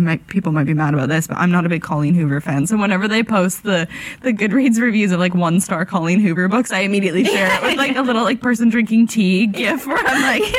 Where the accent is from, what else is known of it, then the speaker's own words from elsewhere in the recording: Canada; moved away as an adult; now in London, United Kingdom; So, I moved from Canada for a job in publishing in London